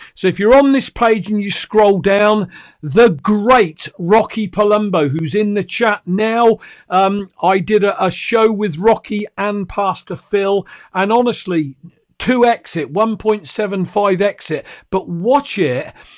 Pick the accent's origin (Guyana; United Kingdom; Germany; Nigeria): United Kingdom; I'm a Brit